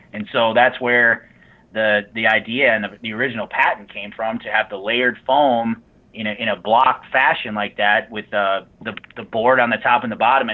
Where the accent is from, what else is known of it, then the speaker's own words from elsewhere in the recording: Mauston, Wisconsin, United States; I grew up in Mauston, right by Wisconsin, in between Nisita and Wisconsin Dells.